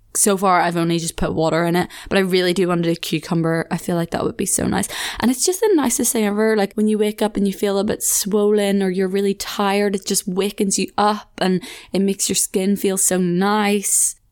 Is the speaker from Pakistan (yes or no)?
no; Ireland; moved away as an adult; now in Leeds, United Kingdom